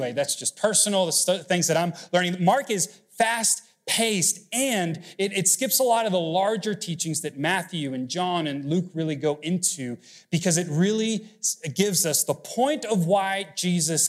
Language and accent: English; Mexico City, Mexico; moved away; I grew up was born in Mexico City, and so ransom has a negative connotation because, unfortunately, hostage and kidnappings are kind of common growing up.